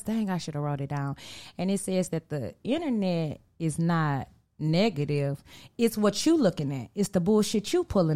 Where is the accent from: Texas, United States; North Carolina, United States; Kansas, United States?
Texas, United States; Houston; I'm from Acres Home, Texas